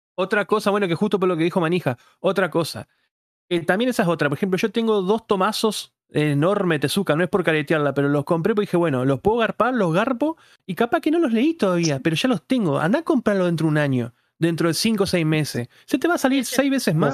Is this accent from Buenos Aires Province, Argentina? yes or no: no; Paraná, Entre Ríos, Argentina; yo soy de Entre capital que es la de Paraná